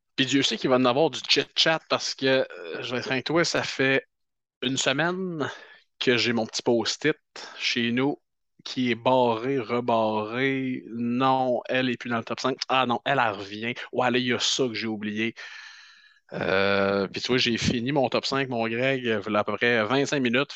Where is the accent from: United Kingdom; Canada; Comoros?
Canada; on est Canadien